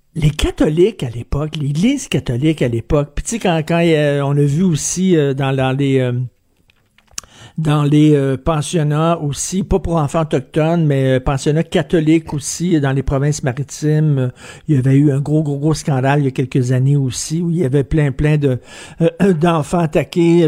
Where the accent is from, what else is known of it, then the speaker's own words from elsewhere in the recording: Montreal, Quebec, Canada; quand j'étais jeune, moi je viens de Verdun, là, un milieu très populaire.